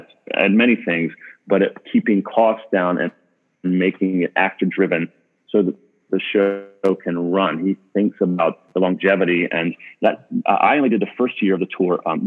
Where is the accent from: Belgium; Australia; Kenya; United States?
United States; as an American